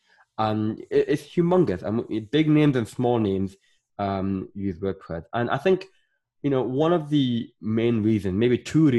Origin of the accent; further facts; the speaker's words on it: Northern Ireland, United Kingdom; also born or lived in Sudan / Scotland / England; I was born in Sudan and I grew up in Northern Ireland, but I lived in Scotland. I lived in England. And that, you know, is why my accent is just all over the place.